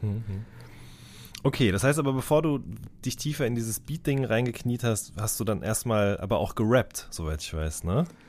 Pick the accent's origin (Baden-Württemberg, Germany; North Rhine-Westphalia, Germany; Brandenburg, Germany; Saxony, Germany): North Rhine-Westphalia, Germany; the Ruhr border area near Unna; Ich komme direkt aus der Ecke